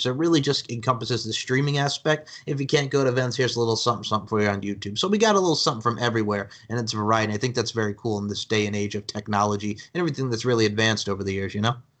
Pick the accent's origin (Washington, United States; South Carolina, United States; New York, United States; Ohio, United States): New York, United States; Long Island; now in Myrtle Beach, United States; as a kid growing up on Long Island, New York